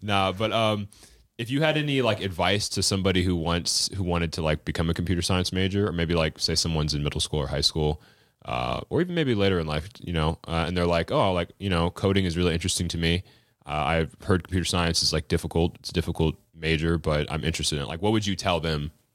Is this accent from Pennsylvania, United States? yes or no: no; Florida, United States; also born or lived in Western Washington; now in Washington, United States; I was raised in Florida.